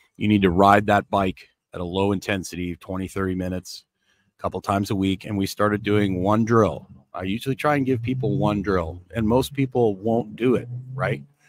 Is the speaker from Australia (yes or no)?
no; Canada; I grew up in Canada